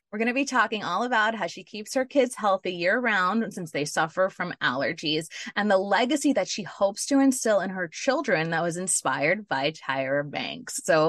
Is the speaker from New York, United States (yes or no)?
yes; New York City, New York, United States; I'm from New York City